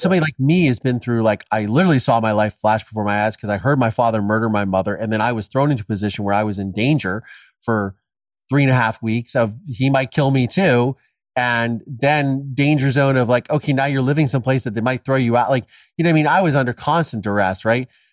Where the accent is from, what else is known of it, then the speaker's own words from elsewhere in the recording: Ohio, United States; my dad killed my mom, I was adopted, and I'm from Ohio